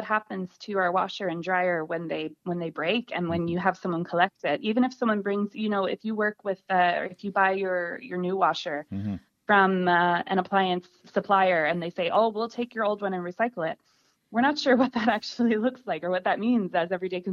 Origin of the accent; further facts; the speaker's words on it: Nova Scotia, Canada; moved away as an adult; now in Tipperary, Ireland; I'm originally from Nova Scotia on the east coast of Canada